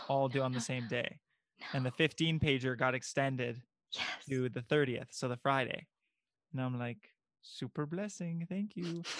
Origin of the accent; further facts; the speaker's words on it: Bulgaria; I'm from Bulgaria